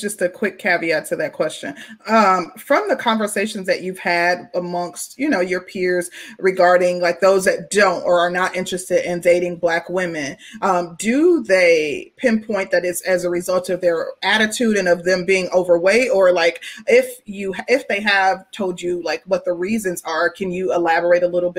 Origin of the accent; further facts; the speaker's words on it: Midwest, United States; And I'm from the Midwest, so I'm somewhat familiar with Ohio.